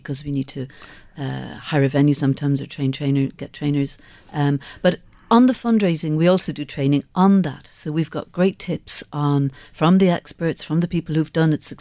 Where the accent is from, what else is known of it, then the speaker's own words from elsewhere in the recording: Skibbereen, Munster, Ireland; I grew up in Skibbereen